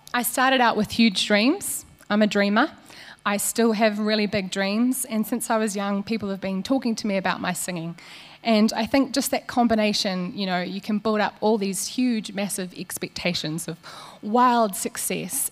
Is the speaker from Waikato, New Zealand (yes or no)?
yes; Waikato, New Zealand; I grew up here in the Waikato on a farm.